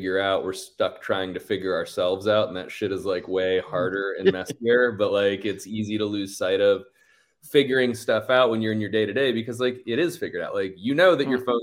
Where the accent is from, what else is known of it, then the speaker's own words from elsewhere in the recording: Sarasota, Florida, United States; moved away as an adult; now in Austin, United States; growing up in Sarasota